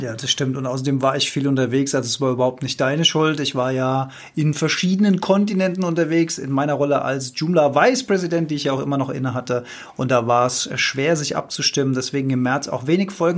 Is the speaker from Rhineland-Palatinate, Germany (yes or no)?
yes; Rhenish Hesse, Rhineland-Palatinate, Germany; ich bin in Rheinhessen aufgewachsen.